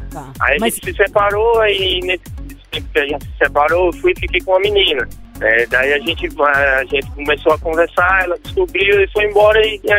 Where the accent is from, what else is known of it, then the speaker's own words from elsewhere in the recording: Piracicaba, São Paulo, Brazil; Eu sou de Piracicaba, São Paulo.